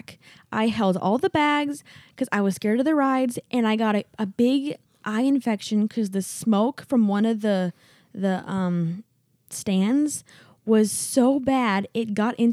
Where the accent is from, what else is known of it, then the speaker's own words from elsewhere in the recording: Wisconsin, United States; growing up in Wisconsin, we had a lot of farms